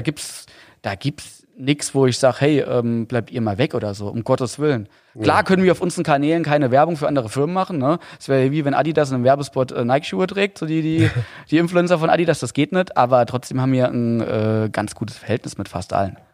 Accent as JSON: {"language": "German", "region": "Saarland", "country": "Germany", "accent": "Saarländisch", "said": "als Saarländer"}